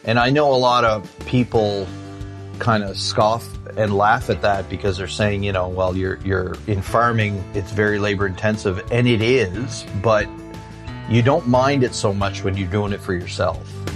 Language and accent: English; Shediac, New Brunswick, Canada; I grew up in a small town called Shittiac, New Brunswick.